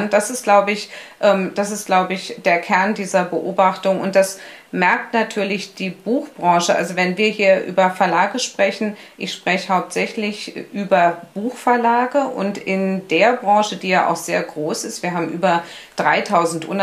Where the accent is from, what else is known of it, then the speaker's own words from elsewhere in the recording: Berlin, Germany; Ähm, ich bin ja gebürtige Berlinerin und ich war damals in Berlin äh, Krankengymnastin.